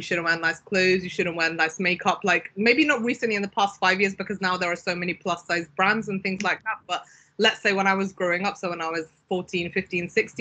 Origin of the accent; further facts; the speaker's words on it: Pakistan; moved away; I'm Pakistani originally. I was born in Pakistan.